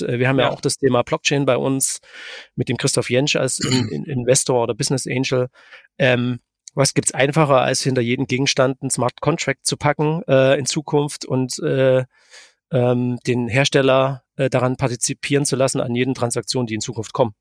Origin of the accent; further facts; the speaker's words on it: Dresden, Saxony, Germany; aber ich bin Dresdner